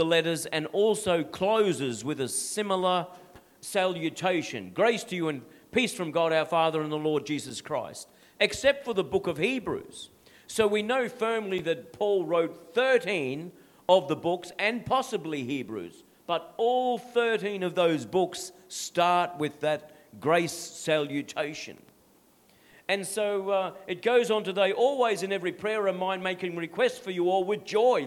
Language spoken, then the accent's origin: English; Australia; My identity is not being an Aussie guy from Dutch descent.